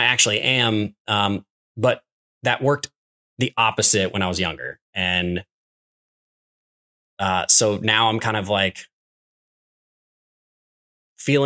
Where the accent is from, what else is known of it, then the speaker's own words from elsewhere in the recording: Midwest, United States; being an American kid growing up in the Midwest